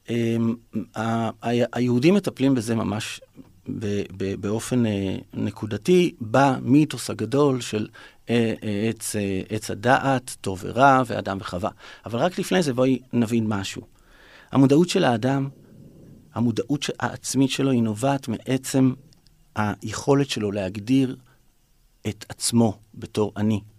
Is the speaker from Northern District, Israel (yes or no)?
no; Ramat Gan, Tel Aviv District, Israel; now in Tel Aviv, Israel; גדלתי ברמת גן, ועברתי לגור בתל אביב, ולמדתי בעירוני ה'